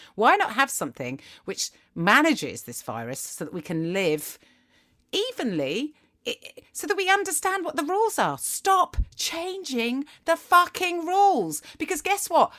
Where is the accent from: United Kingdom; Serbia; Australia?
United Kingdom; England; as English people